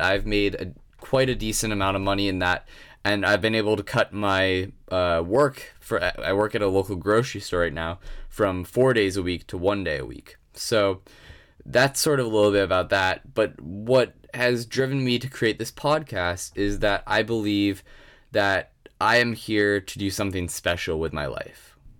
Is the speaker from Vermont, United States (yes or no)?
yes; Williston, Vermont, United States; I grew up in Williston, Vermont, and I had a pretty basic normal childhood.